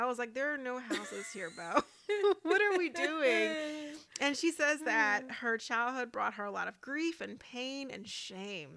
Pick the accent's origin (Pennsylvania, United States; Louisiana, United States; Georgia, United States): Louisiana, United States; I'm from Louisiana. So we eat like a lot of red beans and rice.